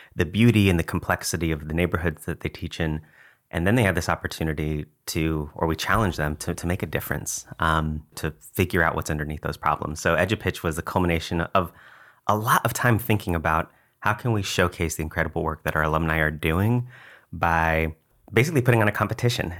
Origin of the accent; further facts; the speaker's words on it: McAllen, Texas, United States; moved away as an adult; also born or lived in New York; now in San Antonio, United States; to work in McAllen, uh, in the Rio Grande Valley, which is where I grew up, graduated from McAllen High School.